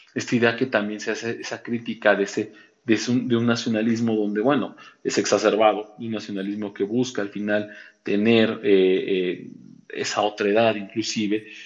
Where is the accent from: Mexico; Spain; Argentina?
Mexico; buenos mexicanos